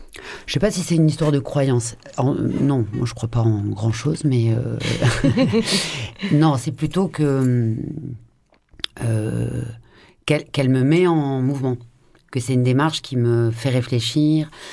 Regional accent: France; also born or lived in Marseille; je suis française

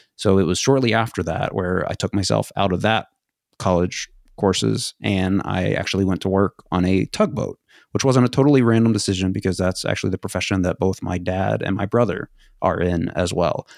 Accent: United States; also born or lived in Sweden

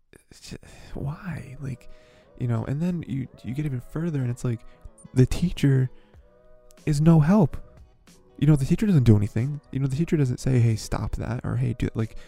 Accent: United States; I'm an American

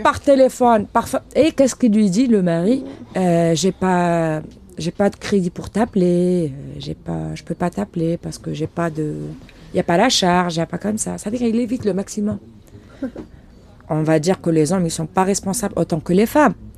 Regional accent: Algeria; moved away as an adult; now in Villeurbanne, France; je viens de l'Algérie et euh, je suis venue en France depuis euh, mai 2016

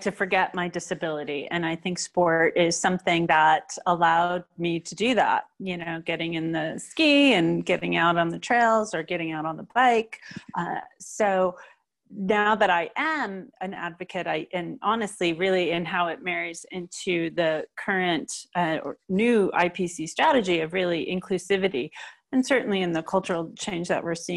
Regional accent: New Jersey, United States; also born or lived in California; now in Colorado, United States; I grew up in New Jersey and all my family was there

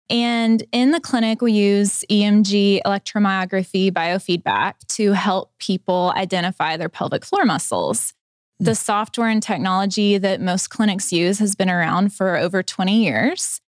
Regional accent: Gentry, Arkansas, United States; also born or lived in Fort Smith; I grew up in Gentry.

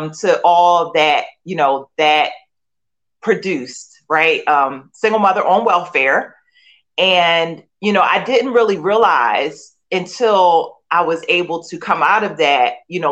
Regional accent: Philadelphia, Pennsylvania, United States; I grew up in Philadelphia, born and raised, and in the inner city

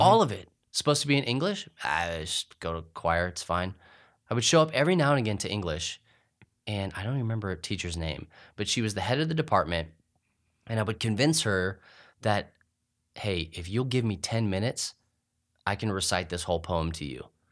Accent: Clovis, New Mexico, United States; I grew up in Clovis, New Mexico

